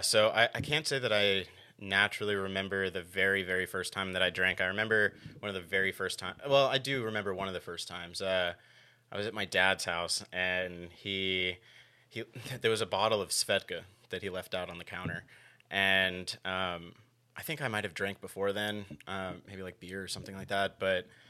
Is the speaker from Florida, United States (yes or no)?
yes; Gainesville, Florida, United States; I was born and raised here in Gainesville, Florida